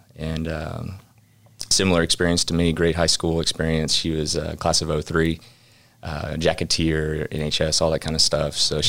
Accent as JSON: {"language": "English", "town": "Alvin", "region": "Texas", "country": "United States", "tie": "born or raised there", "also_born_or_lived": "Uganda", "said": "So I was born and raised in Alvin. Loved the city. You know, Alvin High School, graduating class of 2000"}